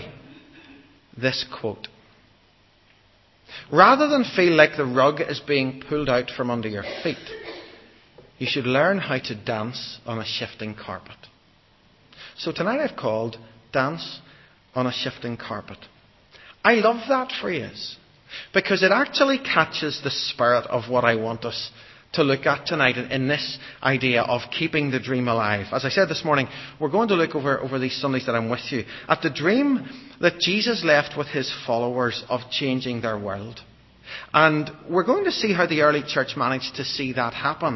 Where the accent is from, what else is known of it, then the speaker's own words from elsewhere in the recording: Ireland; I'm an Irish Baptist